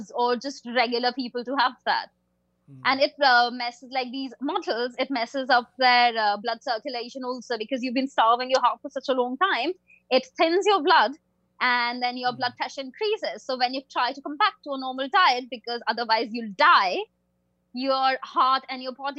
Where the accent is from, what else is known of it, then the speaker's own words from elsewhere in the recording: India; I'm an Indian person.